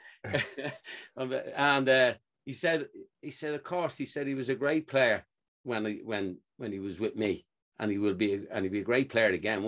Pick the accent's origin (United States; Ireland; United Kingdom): Ireland; I only follow my country. So I follow Ireland